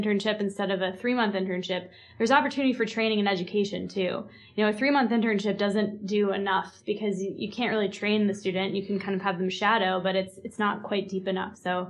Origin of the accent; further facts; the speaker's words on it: Massachusetts, United States; moved away; I'm from Massachusetts, and I went to Northeastern University in Boston